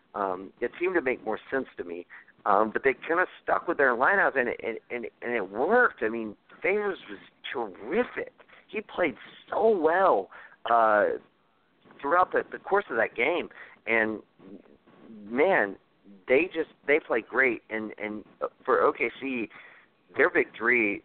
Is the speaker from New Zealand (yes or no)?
no; the South, United States; I'm from the South